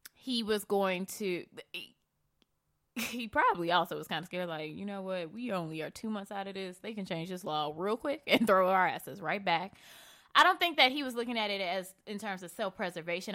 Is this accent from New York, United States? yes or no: no; Chicago, Illinois, United States; I grew up in Bronzeville